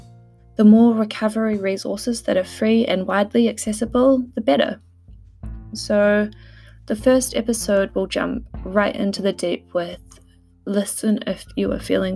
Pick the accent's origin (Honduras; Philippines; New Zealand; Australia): New Zealand; now in United Kingdom; I'm a Kiwi living in the UK